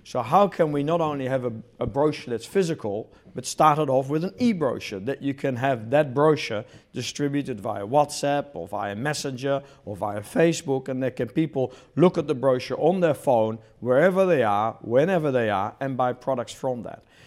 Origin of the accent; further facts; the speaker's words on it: New Zealand; moved away as an adult; also born or lived in Netherlands / Australia / Italy / Sweden; I was born in Holland, grew up in New Zealand, went to university in New Zealand